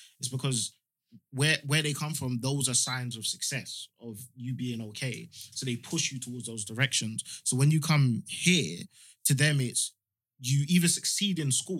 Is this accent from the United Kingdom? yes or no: no; Freetown, Western Area, Sierra Leone; born there; I was born in Freetown.